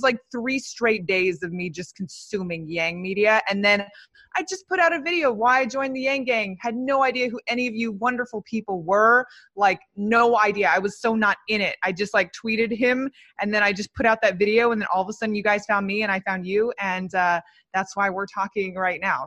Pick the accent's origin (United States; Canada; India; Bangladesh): United States; Los Angeles, California; I am from Los Angeles. I'm in Los Angeles